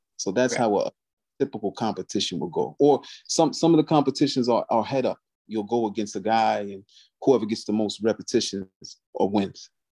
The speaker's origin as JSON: {"language": "English", "town": "Albany", "region": "New York", "country": "United States", "tie": "born or raised there", "said": "I was born and raised in Albany, New York."}